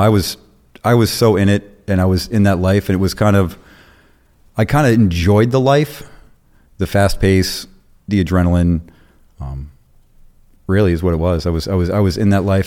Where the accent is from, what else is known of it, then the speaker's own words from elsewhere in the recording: Arizona, United States; also born or lived in South Carolina / Florida; lived in Florida for a while, really came up in Arizona, lived in Arizona twenty years. That's where I was junior high, high school, and post high school